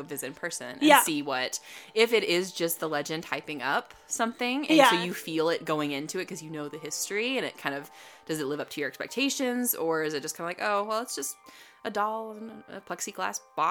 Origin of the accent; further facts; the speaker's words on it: Denver, Colorado, United States; now in Texas, United States; I grew up in Denver, Colorado